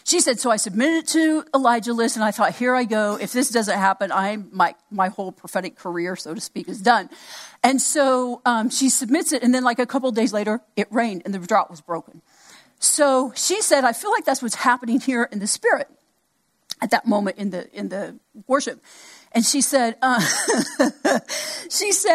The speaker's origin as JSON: {"language": "English", "region": "Oklahoma", "country": "United States", "said": "I'm from Oklahoma, so I kind of knew a little bit of what I've been around Native Americans all my life"}